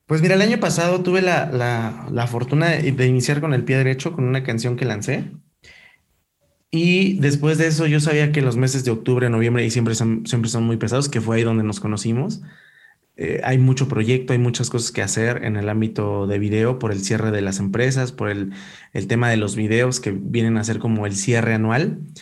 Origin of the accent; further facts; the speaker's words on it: Ecatepec, State of Mexico, Mexico; yo soy de Catepec